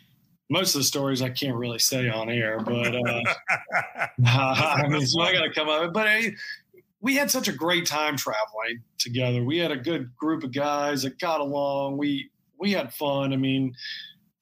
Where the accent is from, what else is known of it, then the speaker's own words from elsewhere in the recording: Tallahassee, Florida, United States; growing up in Tallahassee